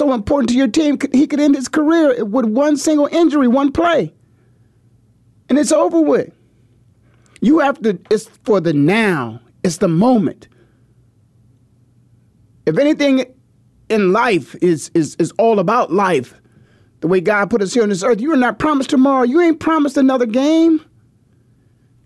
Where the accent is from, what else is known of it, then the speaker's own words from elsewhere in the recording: Canton, Ohio, United States; growing up in the Midwest like I did, 20 minutes down the road from LeBron in Canton